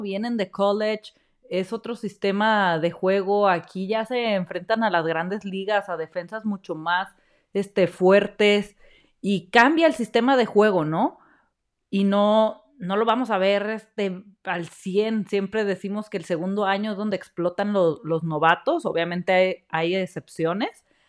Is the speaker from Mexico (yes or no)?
yes; Mexico; como mexicanos